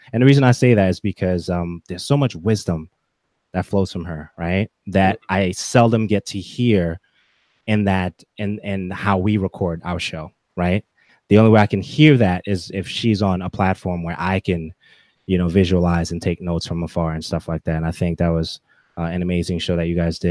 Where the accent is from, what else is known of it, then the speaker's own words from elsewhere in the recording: Haiti; first language English; now in United States; English was technically my first language, but because I went to school in Haiti and I was coming back to America for vacation, that was a struggle for me to get English correctly